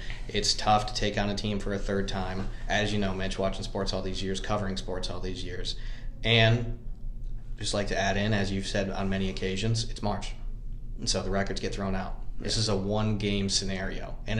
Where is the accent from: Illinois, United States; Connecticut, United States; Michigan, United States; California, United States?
Michigan, United States; Grand Ledge; I grew up in Grand Ledge, Michigan. Shout out to the Comets as well, since Mitch mentioned that. That's our mascot. You know, and I grew up there, a small town outside of Lansing